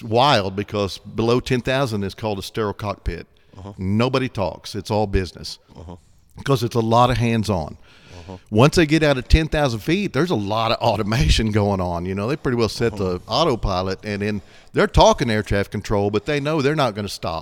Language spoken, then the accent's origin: English; Claremore, Oklahoma, United States; we grew up on Highway 66